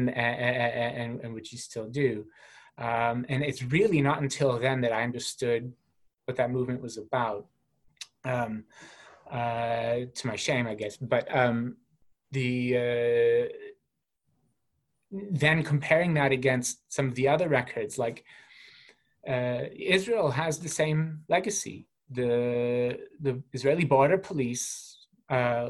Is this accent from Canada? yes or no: yes; Calgary, Alberta, Canada; my hometown police in Calgary